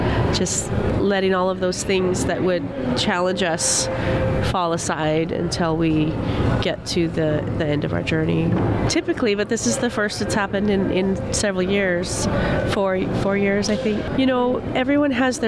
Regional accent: Tlingit Nation, Alaska, United States; I'm from the Tlingit Nation with One People Canoe Society. We traveled down here from Alaska.

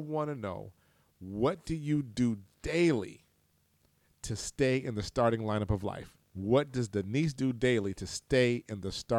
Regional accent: Huntsville, Alabama, United States; I was from Huntsville.

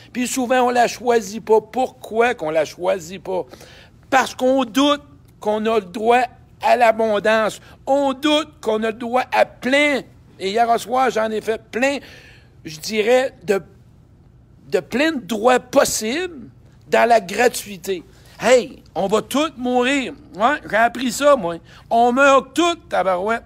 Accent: Saint-Georges, Quebec, Canada; moved away; Saint-Georges de Beauce. Ben oui, mon patelin

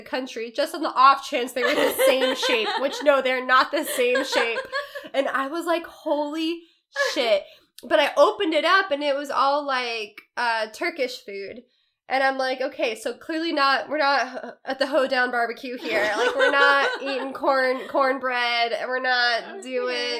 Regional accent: Georgia, United States; I'm from Georgia, the state

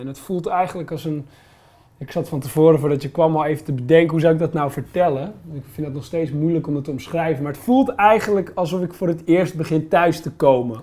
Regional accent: Holland, Netherlands; also born or lived in Limburg; ik woonde in Limburg op dat moment, weet je, als Hollander

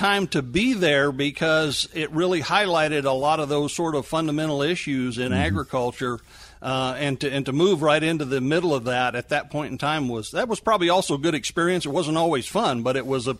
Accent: Mission Valley, Western Montana, United States; moved away; also born or lived in West Texas; So that's really where I grew up, was in Western Montana in the Mission Valley.

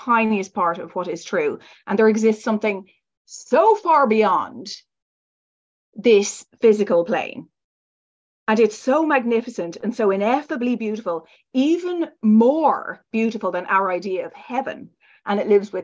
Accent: Ireland; I was raised in Ireland and kind of a conventional, very strict background

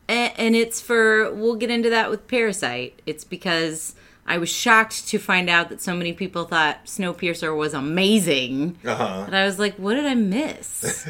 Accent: Midwest, United States; and it's not like I'm not from the Midwest. I am

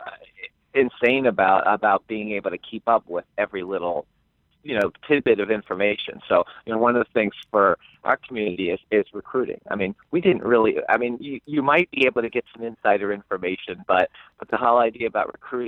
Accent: Cincinnati, Ohio, United States; now in Indiana, United States; I grew up in Cincinnati

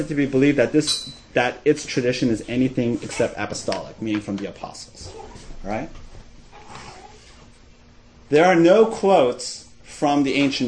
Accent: Glendale, California, United States; I grew up in Glendale. Glendale is the highest concentration of Armenians outside of Armenia.

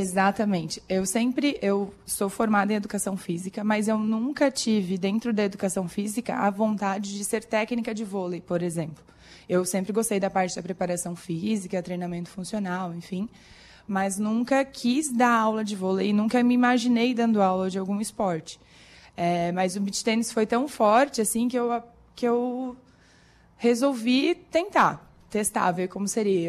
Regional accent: Corupá, Santa Catarina, Brazil; moved away as an adult; now in Criciúma, Brazil; Eu sou de Corupá, no norte do estado, perto de Joinville, Jaraguá do Sul, lá pra cima.

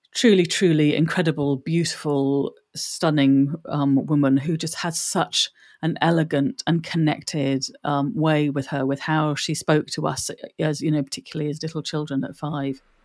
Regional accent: Bromley, London, United Kingdom; also born or lived in Ireland; They settled in Bromley. So I was born in Bromley

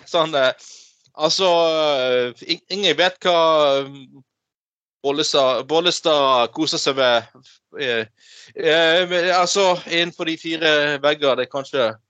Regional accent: Northern Norway, Norway; accent: Northern Norwegian; På dialekten min i Nord-Norge så sier vi det sånn, liksom.

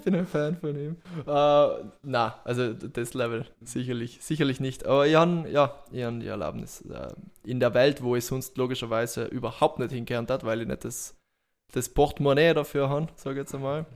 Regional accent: Bolzano, Trentino-Alto Adige, Italy; moved away as an adult; now in Graz, Austria; bin gebürtiger Südtiroler, geboren in, in, in Bozen

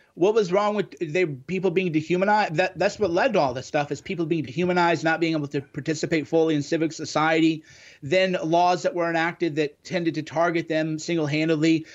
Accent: Midwest, United States; me growing up in the Midwest in the nineties

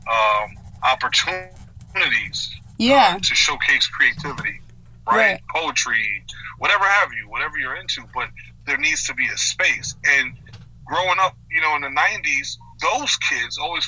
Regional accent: New York City, New York, United States; now in Virginia, United States; I'm from Queens, I live in Virginia

